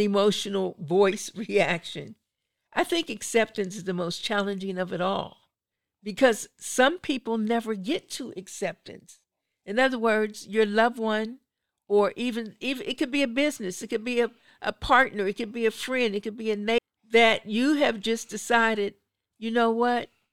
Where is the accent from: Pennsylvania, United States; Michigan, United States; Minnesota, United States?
Pennsylvania, United States; Pittsburgh; I, I'm from Pittsburgh